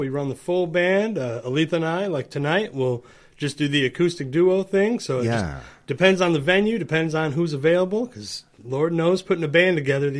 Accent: New York, United States; moved away; I'm from New York originally.

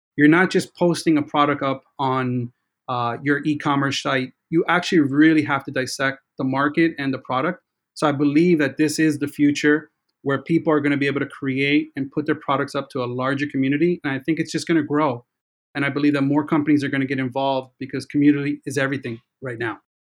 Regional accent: New York City, New York, United States; growing up in New York City

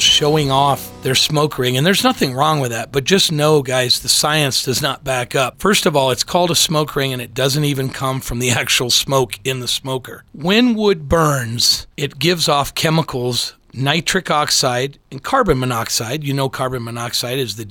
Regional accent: Midwest, United States; I grew up in the Midwest

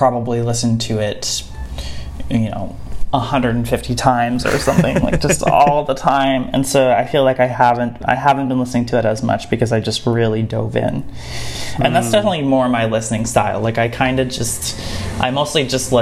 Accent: Saskatoon, Saskatchewan, Canada; now in Montreal, Canada; I grew up in the prairies, in the Canadian prairies, in like a small city, and you know, sort of going back, like my experience of flying has been going between Montreal and my hometown of Saskatoon

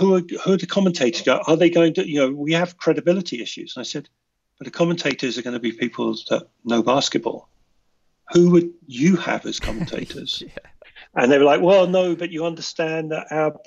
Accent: United Kingdom; as a Brit

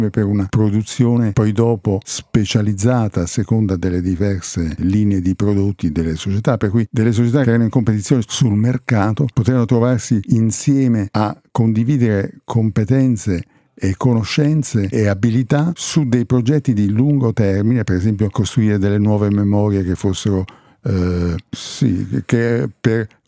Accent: Torre del Greco, Campania, Italy; born there; Sono un po' nomade, nel senso io sono italiano e sono nato a Torre del Greco che è a Napoli.

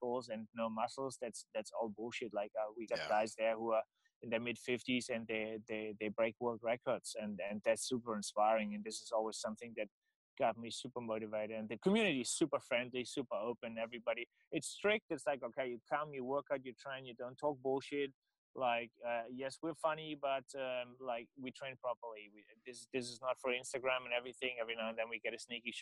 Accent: Germany; accent: German; English is a second language; moved away; my German accent

